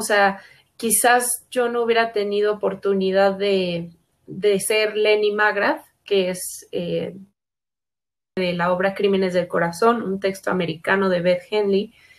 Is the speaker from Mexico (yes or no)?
yes; Mexico; como artistas mexicanas